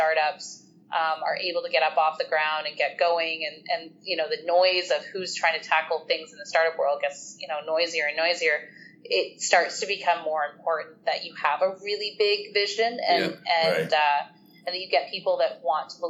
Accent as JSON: {"language": "English", "country": "Canada", "said": "as Canadians"}